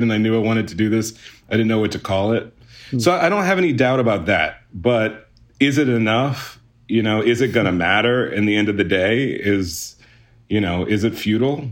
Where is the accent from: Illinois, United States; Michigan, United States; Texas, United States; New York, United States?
Texas, United States; Houston; I grew up in Houston, Texas